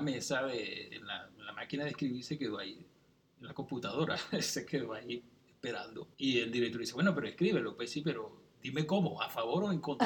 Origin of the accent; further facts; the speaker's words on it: central Venezuela, Venezuela; also born or lived in Caracas; yo me crié en una ciudad del centro de Venezuela. ¿Sí? Yo nací en Caracas, pero me crié ahí y después yo regresé a Caracas a estudiar la universidad